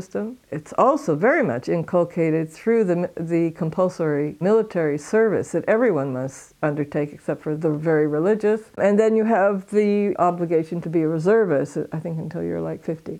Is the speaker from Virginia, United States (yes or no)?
no; San Diego, California, United States; moved away as an adult; also born or lived in North East England / West Bank; As you can probably hear from my accent, I originate from San Diego, California. But I left the United States in 1971, and I've never lived there since